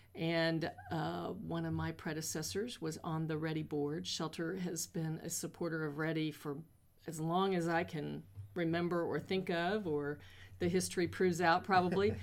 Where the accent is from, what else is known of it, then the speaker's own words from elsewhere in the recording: North Missouri, United States; also born or lived in Kansas City, Missouri; now in Columbia, United States; I grew up in North Missouri on a farm